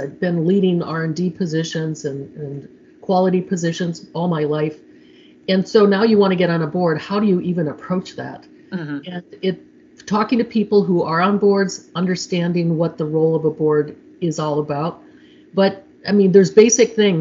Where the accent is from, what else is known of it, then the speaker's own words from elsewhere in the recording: Midwest, United States; I'm from the Midwest